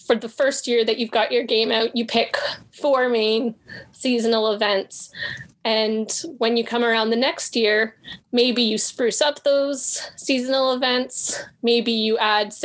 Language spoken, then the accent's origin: English; Canada; I'm Canadian